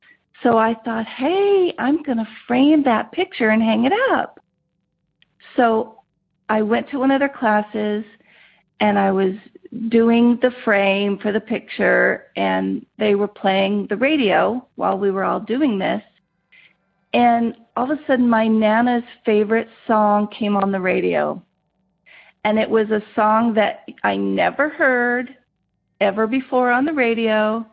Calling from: Rancho Cucamonga, California, United States; I'm calling from Rancho Cucamonga, California.

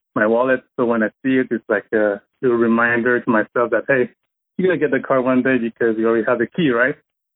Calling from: Montreal, Quebec, Canada; from Montreal, Canada. First-time caller.

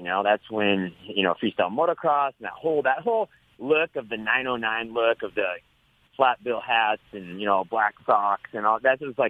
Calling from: Temecula, California, United States; From home in Temecula. Here in Southern California.

